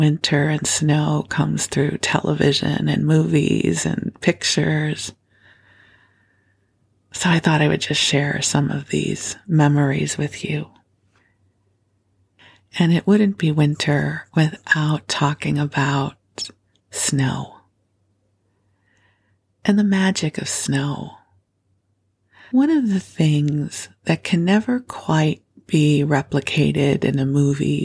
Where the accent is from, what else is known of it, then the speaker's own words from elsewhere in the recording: Skokie, Illinois, United States; moved away as an adult; also born or lived in Los Angeles, California; now in Bay Area, United States; I grew up in Chicago, in Skokie actually, but the Chicago area